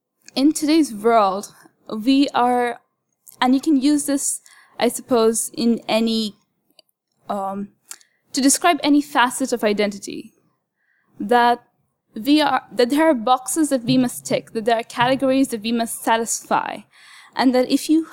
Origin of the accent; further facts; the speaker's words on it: Kuwait; not only my national identity, as in being an expat who was born and raised in Kuwait, but also my identity as someone with a Muslim background, as a woman, as a student, you know.